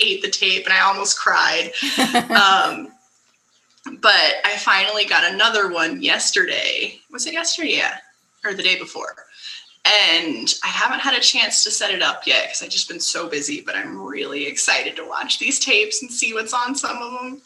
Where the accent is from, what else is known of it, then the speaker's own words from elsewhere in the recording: San Francisco, California, United States; I'm from San Francisco